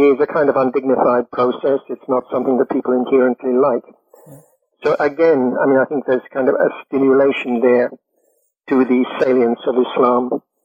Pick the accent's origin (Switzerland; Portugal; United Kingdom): United Kingdom; I'm British